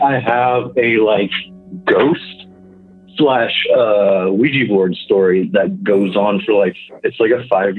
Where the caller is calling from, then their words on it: Kansas, United States; I'm calling from Kansas.